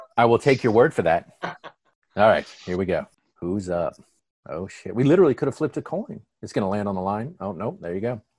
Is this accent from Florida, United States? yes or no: no; Atlanta, Georgia, United States; we're from Atlanta